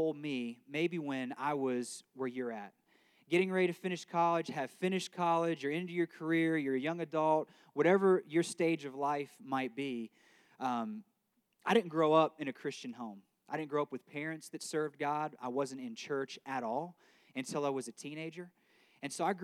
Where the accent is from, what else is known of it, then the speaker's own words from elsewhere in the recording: right outside of Akron, Ohio, United States; moved away as an adult; now in Arkansas, United States; I grew up right outside of Akron, Ohio